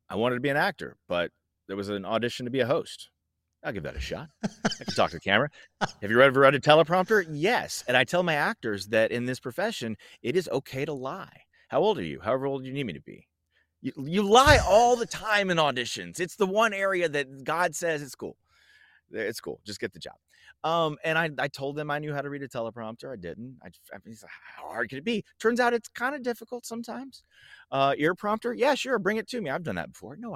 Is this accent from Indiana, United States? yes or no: no; Franklin, Tennessee, United States; also born or lived in Georgia / Hawaii / North Carolina; I grew up predominantly in the South in Franklin, Tennessee, but we moved back there a lot. I moved into that town four times. I lived all over Tennessee. I also lived in Georgia. I lived in Hawaii. I lived in North Carolina.